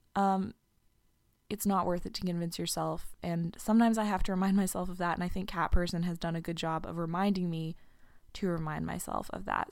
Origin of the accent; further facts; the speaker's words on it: New York, United States; moved away as an adult; I'm a New Yorker, becomes a huge part of your identity.